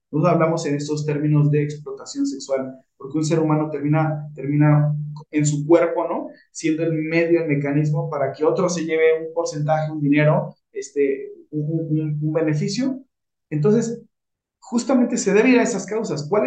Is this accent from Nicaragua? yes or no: no; Mexico